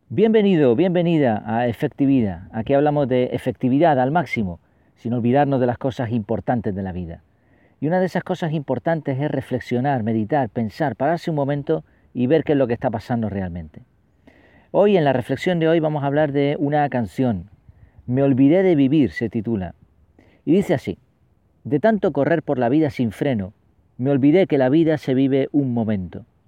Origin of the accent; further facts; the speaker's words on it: Spain; los que tenemos ya ciertos años y nacimos aquí en España